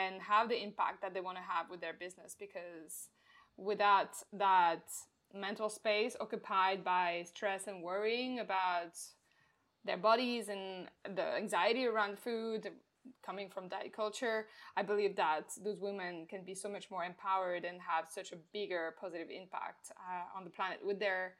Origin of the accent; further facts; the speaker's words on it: France; now in Melbourne, Australia; I'm in Australia, in Melbourne, but as you can probably tell, I have an accent and I am originally from France